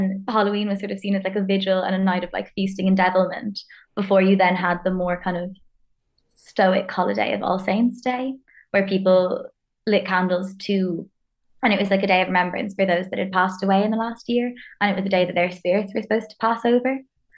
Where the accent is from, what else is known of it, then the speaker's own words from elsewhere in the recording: Hong Kong; now in Ireland; I'm a friend of Shannon's from her master's. I am Irish, but I didn't grow up here. I grew up in Hong Kong